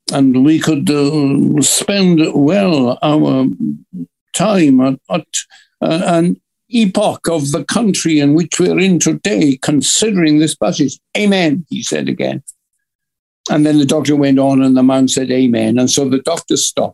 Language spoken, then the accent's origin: English; Wales, United Kingdom; a Welsh preacher, the father of a family.